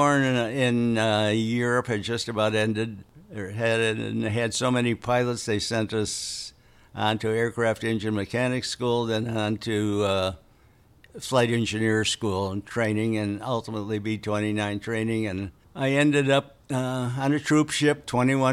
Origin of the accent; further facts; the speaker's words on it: United States; as an American